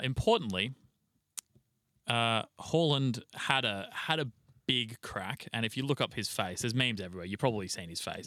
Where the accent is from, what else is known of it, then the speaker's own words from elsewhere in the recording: Australia; we're fucking Australian